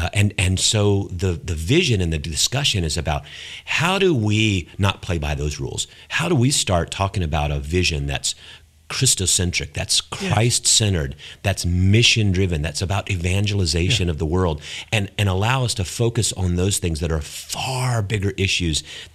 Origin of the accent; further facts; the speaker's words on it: South Georgia, United States; I grew up in South Georgia.